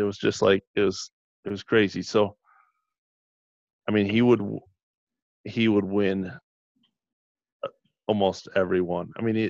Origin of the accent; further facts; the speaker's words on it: Michigan, United States; now in Chicago, United States; I'm from Michigan originally, even though I live in Chicago.